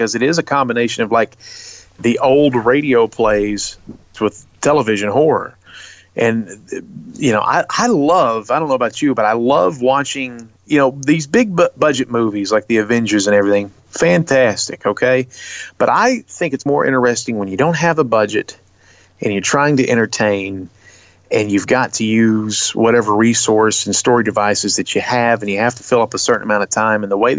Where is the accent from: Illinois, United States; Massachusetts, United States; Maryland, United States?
Maryland, United States; Baltimore; now in Tennessee, United States; me and Luke, he's from Chicago, I'm from Baltimore, we're both in Tennessee